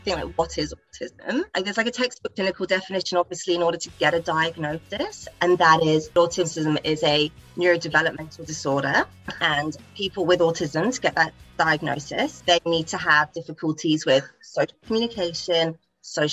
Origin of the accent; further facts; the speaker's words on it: England, United Kingdom; moved away as an adult; now in Australia; I'm from England. I've been over here for a couple of years in Australia now